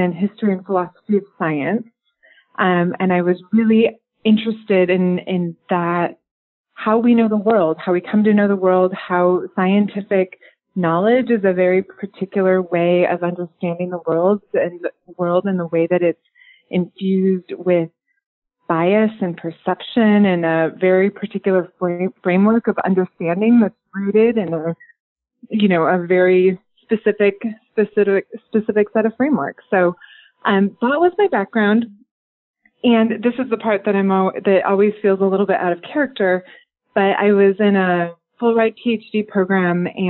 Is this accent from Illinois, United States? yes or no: yes; Rockford, Illinois, United States; moved away as an adult; also born or lived in Chicago, Illinois / Southern Indiana; now in Pacific Northwest, United States; I grew up in the Midwest, which is important to me. My whole family is there, Rockford, Illinois